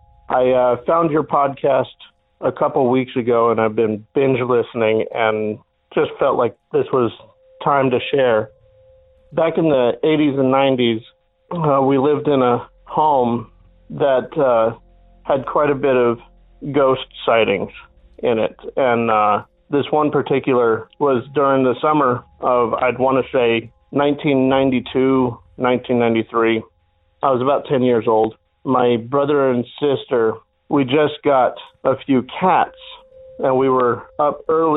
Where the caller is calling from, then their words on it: Phoenix, Arizona, United States; I'm calling from the Valley of the Sun, Phoenix, Arizona.